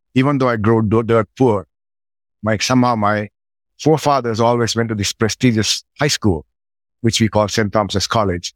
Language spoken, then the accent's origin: English; Sri Lanka; moved away; I grew up in Sri Lanka, pretty poor with my grandma